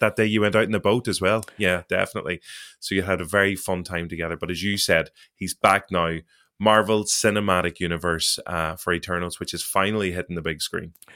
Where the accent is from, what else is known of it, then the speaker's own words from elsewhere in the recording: Derry, Northern Ireland, United Kingdom; I'm from Derry